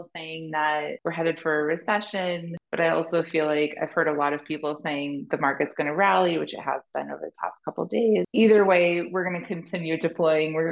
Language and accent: English; New England, United States; We're from New England